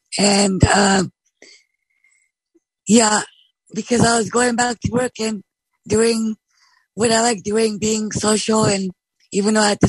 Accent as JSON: {"language": "English", "town": "Bremerton", "region": "Washington", "country": "United States", "said": "from Bremerton, Washington"}